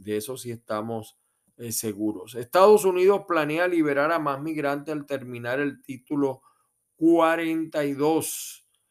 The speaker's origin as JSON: {"language": "Spanish", "country": "Venezuela", "moved": "yes", "lives_now": "United States", "said": "en mi país, Venezuela"}